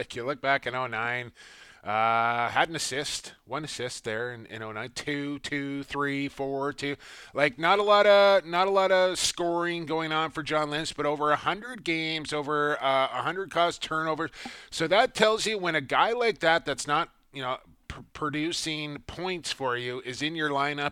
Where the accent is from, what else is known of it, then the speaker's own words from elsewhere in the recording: Coquitlam, British Columbia, Canada; my hometown of Coquitlam, British Columbia